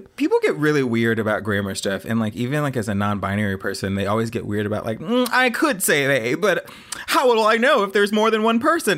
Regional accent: the South, United States; moved away; I grew up in the South where a lot of people didn't even say voila

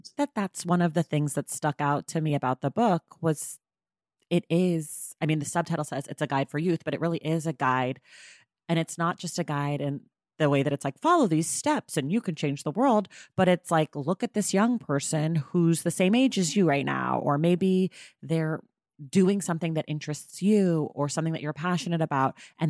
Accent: United States; in my experience as an American

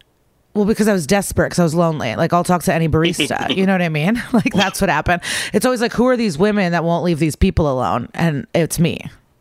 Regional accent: Skokie, Illinois, United States; The Chicago suburbs, Skokie.

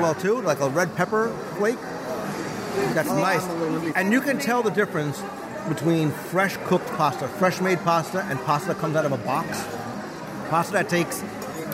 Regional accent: New Jersey, United States; moved away; I grew up in New Jersey

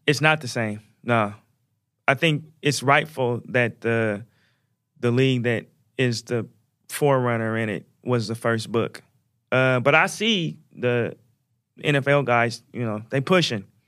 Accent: Portland, Oregon, United States; my hometown, which is Oregon, Portland, Oregon

